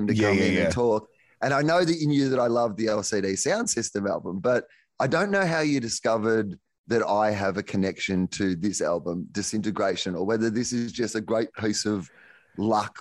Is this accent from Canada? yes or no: no; Australia; as an Australian